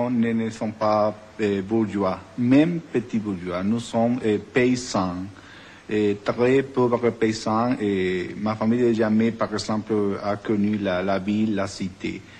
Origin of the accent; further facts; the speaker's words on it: Cuba; French is a second language; moved away as an adult; now in United States; je suis né à Cuba